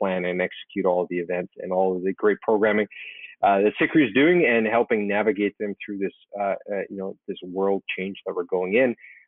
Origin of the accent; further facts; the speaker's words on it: Calgary, Alberta, Canada; moved away as an adult; now in Toronto, Canada; I grew up in the Western Canada, in Calgary, Alberta.